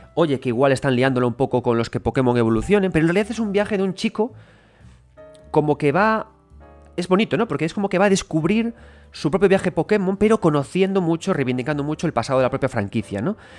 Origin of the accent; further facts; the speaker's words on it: Galicia, Spain; yo soy gallego